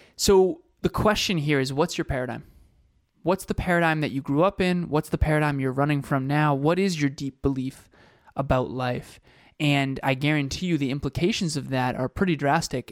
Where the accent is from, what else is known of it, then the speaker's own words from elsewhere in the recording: Uxbridge, Massachusetts, United States; he grew up in Uxbridge, Massachusetts, like Kevin and I did